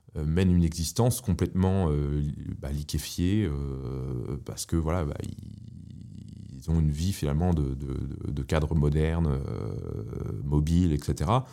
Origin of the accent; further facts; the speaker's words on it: Paris, Île-de-France, France; moved away; J'ai, grandi à Paris